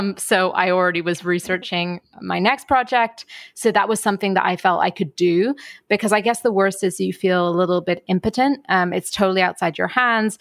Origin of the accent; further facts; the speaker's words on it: United Kingdom; also born or lived in Ireland; now in New York, United States; I'm British, but live in New York. So having my family back in Ireland be able to tune in is really important